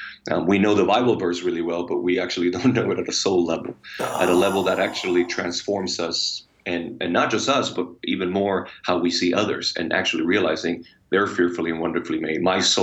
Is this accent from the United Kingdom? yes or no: no; Puerto Rico; Oh, amazing. and crazy and wild. Puerto Ricans, we're like experts in extremes, you know.